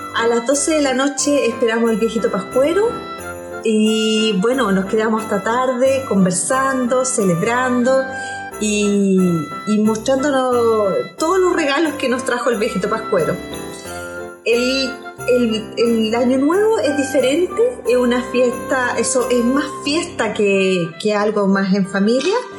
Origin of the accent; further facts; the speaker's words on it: Chile; yo soy de Chile